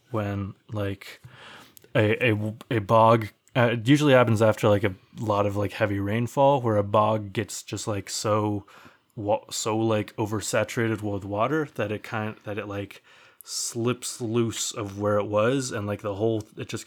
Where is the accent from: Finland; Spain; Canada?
Finland; English is a second language; I am from Phil. I am from Finland. Uh, Olen mestä.